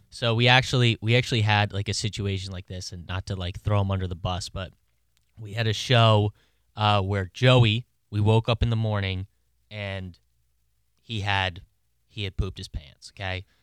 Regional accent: Maryland, United States; I'm from Maryland

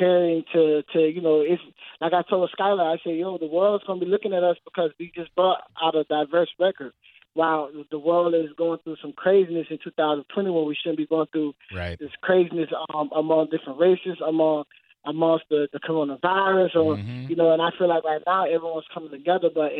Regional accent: St. Petersburg, Florida, United States; I'm born and raised in St. Petersburg, Florida

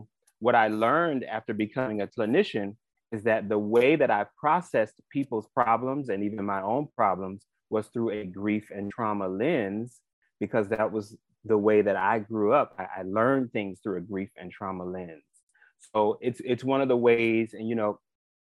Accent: Miami, Florida, United States; I grew up here, right here in Miami, born and raised

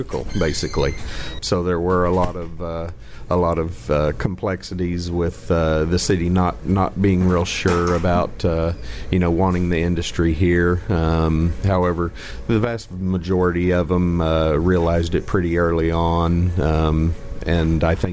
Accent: Pryor, Oklahoma, United States; From here in Pryor, Oklahoma.

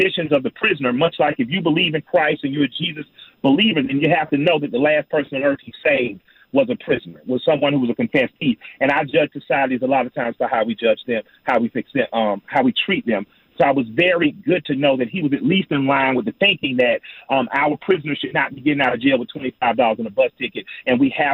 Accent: Georgia, United States; I'm a Southerner. I'm a black man. You know, I've been raised in a traditionally Democratic city, but my state is, you know, pretty conservative

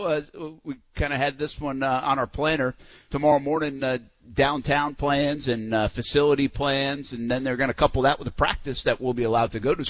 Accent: Providence, Rhode Island, United States; now in Jacksonville, United States; I always refer to my hometown because that's what I know. I mean, that's Providence

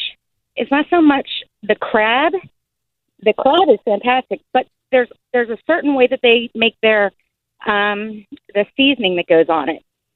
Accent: Baltimore, Maryland, United States; now in Florida, United States; I am from Baltimore

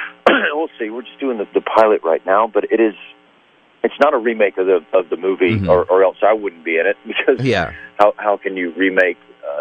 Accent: Atlanta, Georgia, United States; are in Atlanta in the film business now, and it's really cool to see that kind of economy grow in my hometown.

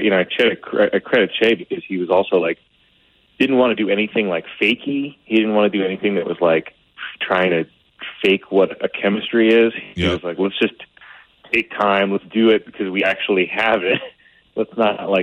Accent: New York City, New York, United States; I grew up in Staten Island.

